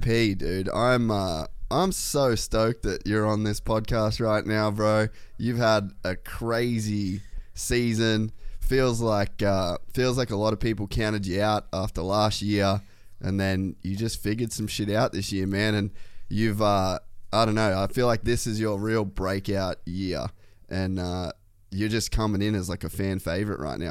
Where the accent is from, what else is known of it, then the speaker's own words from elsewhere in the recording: Australia; moved away as an adult; also born or lived in Los Angeles, United States; I moved back to Australia from America